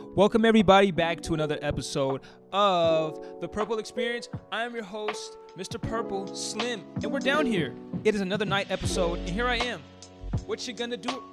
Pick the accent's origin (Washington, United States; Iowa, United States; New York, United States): Washington, United States; Seattle; I'm from Seattle, raised in Col-, I was, uh, raised in Columbia City. I lived there for most of my life.